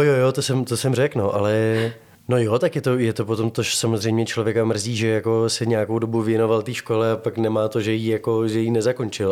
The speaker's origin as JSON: {"language": "Czech", "region": "Prague", "country": "Czechia", "said": "Já jsem Pražák z Václaváku"}